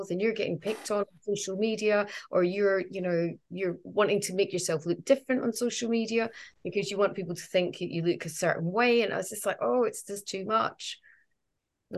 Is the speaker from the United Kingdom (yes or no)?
yes; Edinburgh, Scotland, United Kingdom; I'm from Edinburgh